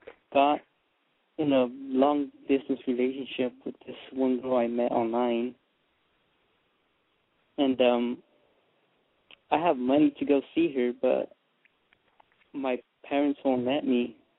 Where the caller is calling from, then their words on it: Modesto, California, United States; I'm calling from California. I'm 17.